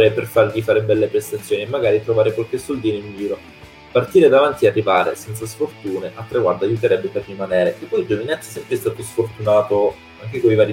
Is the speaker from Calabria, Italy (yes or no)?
yes; Calabria, Italy; io sono calabrese, siamo lì vicini